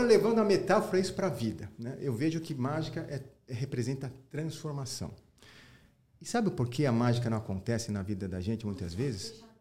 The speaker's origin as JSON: {"language": "Portuguese", "country": "Brazil", "tie": "born or raised there", "said": "Meu país é Brasil. Falei pra minha mãe, sou japonês, sou brasileiro. Pô, ela falou, você é brasileiro, filho, você nasceu no Brasil"}